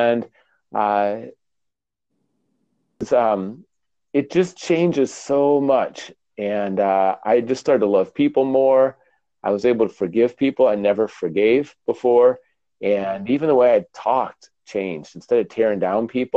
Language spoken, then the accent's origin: English; Minnesota, United States; moved away as an adult; also born or lived in New Hampshire; I grew up in Minnesota